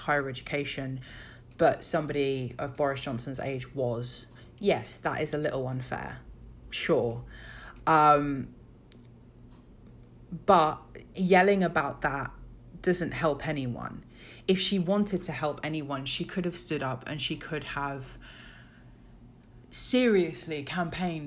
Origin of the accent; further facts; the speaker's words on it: South of England, United Kingdom; I'm from the South.